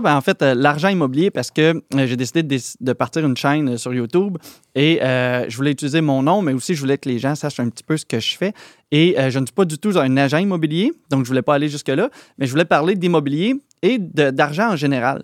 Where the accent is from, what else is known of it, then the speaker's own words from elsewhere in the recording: Plessisville, Quebec, Canada; also born or lived in France; Plessisville, c'est là où j'étais allé à l'école secondaire et tout ça. Fait que c'est là où j'ai grandi